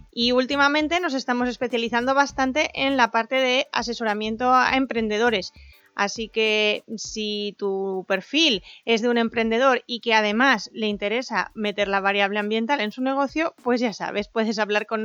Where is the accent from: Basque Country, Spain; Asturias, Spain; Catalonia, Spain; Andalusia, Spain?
Asturias, Spain; accent: little Asturian accent; soy una asturiana con bastante poco acento, o eso me suelen decir, y que está en Oviedo.